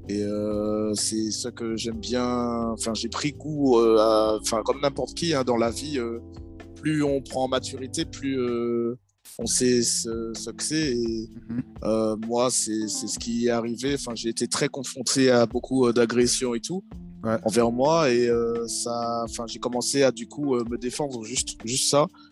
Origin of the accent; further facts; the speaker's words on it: Martinique; moved away as an adult; j'étais en Martinique encore et donc jusqu'à mes 18 ans j'étais là-bas